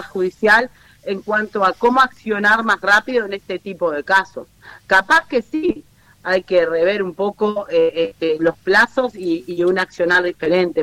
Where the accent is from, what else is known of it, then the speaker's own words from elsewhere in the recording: Montevideo, Uruguay; somos montevideanos